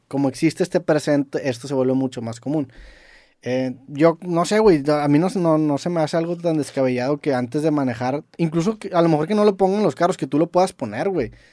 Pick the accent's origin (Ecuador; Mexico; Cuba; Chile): Mexico; Siendo mexicano, en, UK